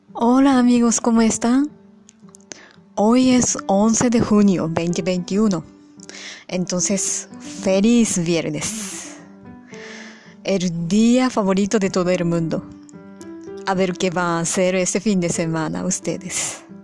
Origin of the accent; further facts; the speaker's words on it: Japan; Spanish is a second language; soy japonesa